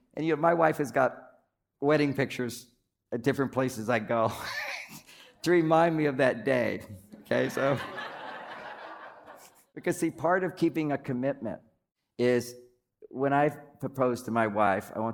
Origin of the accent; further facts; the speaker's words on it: San Francisco, California, United States; I'm from the Bay Area, San Francisco